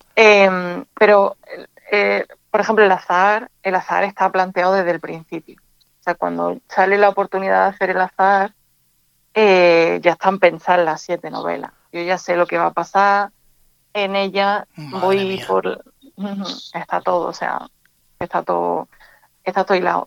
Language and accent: Spanish; Andújar, Andalusia, Spain; also born or lived in Jaén; now in Málaga, Spain; yo vivo en Málaga, pero yo nací en, Jaén, pero me crié en Andújar.